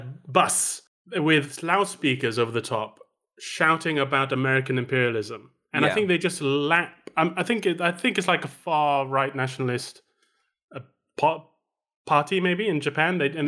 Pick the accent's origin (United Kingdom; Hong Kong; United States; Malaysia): Malaysia; First time I ever saw a queue was when I the first time I went to the UK. I grew up in Malaysia.